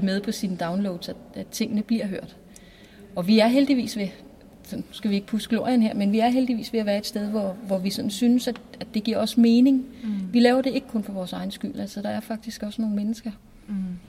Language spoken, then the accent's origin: Danish; Næstved, Zealand, Denmark; både Morten og jeg er jo Næstved Genser, mm. og er født og opvokset i Næstved